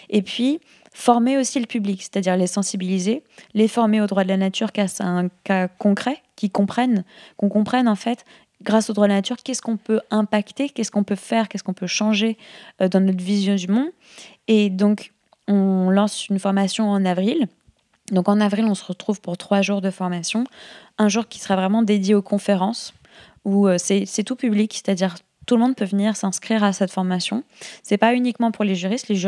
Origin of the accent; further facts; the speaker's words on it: France; Et comme on est français, je pense que ça peut intéresser les gens en France de, se, de, travailler sur ces questions-là.